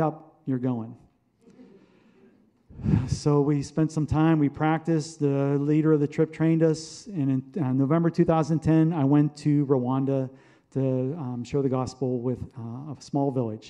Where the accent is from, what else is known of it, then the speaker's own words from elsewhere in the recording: Pittsburgh, Pennsylvania, United States; moved away as an adult; now in Dayton, United States; We grew up in Pittsburgh, but as part of the Air Force relocation program, we ended up here in Dayton